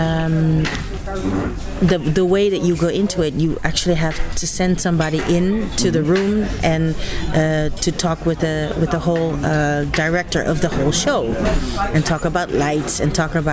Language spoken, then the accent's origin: English; Netherlands; I'm from Holland.